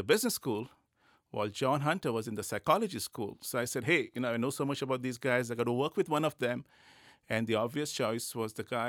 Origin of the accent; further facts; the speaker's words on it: India; born there; Okay, so I was born in India.